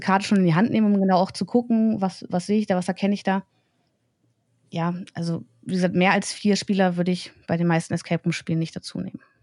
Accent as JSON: {"language": "German", "town": "Braunschweig", "region": "Lower Saxony", "country": "Germany", "tie": "born or raised there", "said": "Ich bin halt hier geboren, ich bin hier aufgewachsen, lebe hier"}